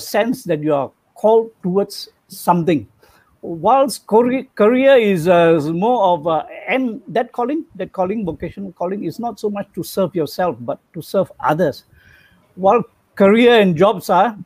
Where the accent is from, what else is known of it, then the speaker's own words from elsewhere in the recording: Butterworth, Penang, Malaysia; I'm from Penang, Butterworth.